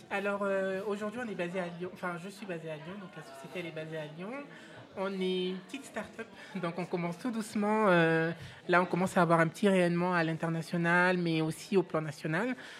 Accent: Benin; moved away; also born or lived in Abidjan, Côte d'Ivoire / Tunisia; mon pays d'origine, qui est le Bénin

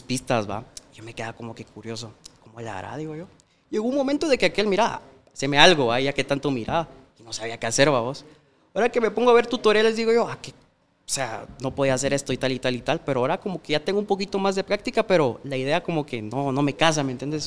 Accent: Mixco, Guatemala Department, Guatemala; yo crecí en la Santa Marta. No sé si conoces, es por zona 5 de Mixco

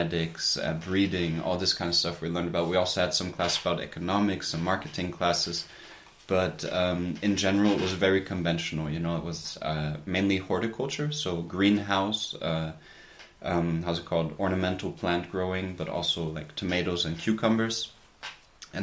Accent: United States; moved away as an adult; also born or lived in Germany; now in Portugal; I grew up in the United States

